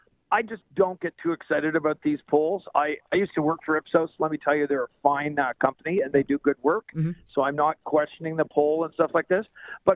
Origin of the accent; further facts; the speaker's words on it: Quebec City, Quebec, Canada; I actually am a Quebecer. I was born in Quebec City.